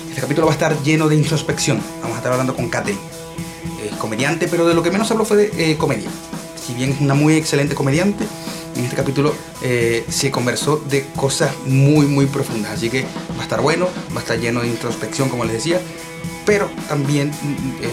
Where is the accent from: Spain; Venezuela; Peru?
Venezuela; Maracaibo, Zulia; Te juro que de todos mis obviamente yo soy de Maracaibo, de todos los que conozco, los maracuchos que conozco, jamás he